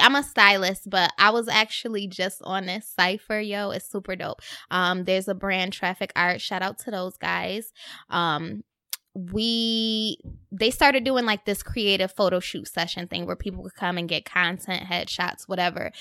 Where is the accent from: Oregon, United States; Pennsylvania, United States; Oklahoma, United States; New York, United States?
New York, United States; Rochester; now in Brooklyn, United States; I was in Rochester at home